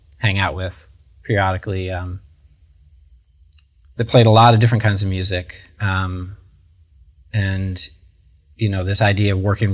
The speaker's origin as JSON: {"language": "English", "town": "Kalamazoo", "region": "Michigan", "country": "United States", "moved": "yes", "lives_now": "New York City, United States", "said": "I'm from Kalamazoo. Kalamazoo is a college town"}